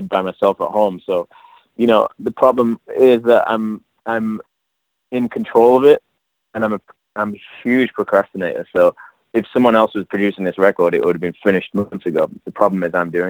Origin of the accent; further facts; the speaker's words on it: England, United Kingdom; moved away as an adult; also born or lived in London / New York; now in Los Angeles, United States; I'm from England.